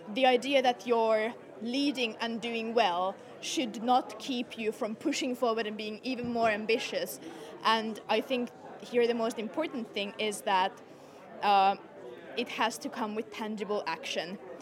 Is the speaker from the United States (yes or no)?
no; Finland; I'm from Finland.